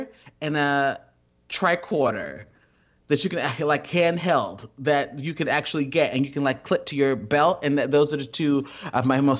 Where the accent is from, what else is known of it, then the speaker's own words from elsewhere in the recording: Columbus, Ohio, United States; also born or lived in Yonkers, New York; I had to be about 9, and then at this point, I had moved to Columbus, Ohio